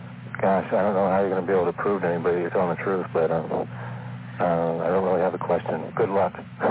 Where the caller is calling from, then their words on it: Alaska, United States; I'm calling from Alaska.